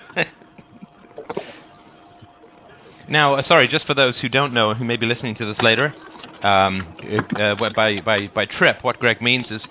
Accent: United Kingdom; accent: British; moved away; my British accent after having left the country 25 years ago

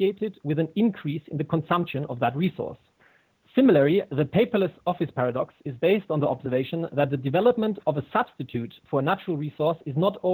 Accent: Germany; I'm from Germany and I've been brought up by an English mother. So there, hence my accent

